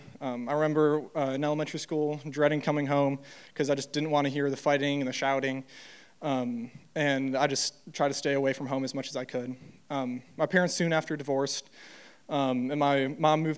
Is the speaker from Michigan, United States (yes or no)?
yes; Troy, Michigan, United States; I grew up in Troy, Michigan